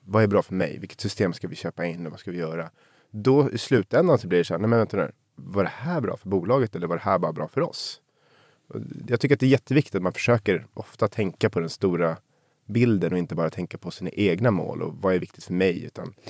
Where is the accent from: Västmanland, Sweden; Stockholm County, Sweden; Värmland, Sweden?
Stockholm County, Sweden; Sundbyberg; Jag är uppvuxen i, i Ursvik i Sundbyberg